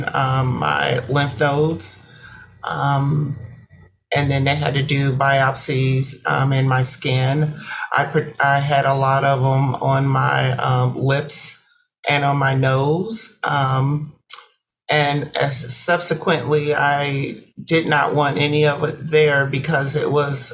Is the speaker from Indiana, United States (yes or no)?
yes; Fort Wayne, Indiana, United States; I am from Fort Wayne, okay. Northeast part of Indiana.